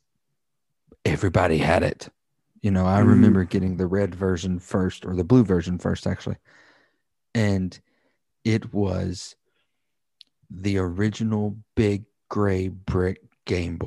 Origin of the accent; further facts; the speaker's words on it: the Bible Belt, the South, United States; we grew up in the Bible Belt